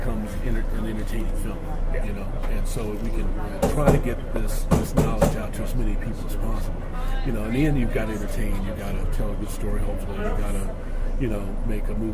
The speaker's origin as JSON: {"language": "English", "town": "Lawrence", "region": "Kansas", "country": "United States", "tie": "born or raised there", "said": "growing up in Lawrence, living in Lawrence"}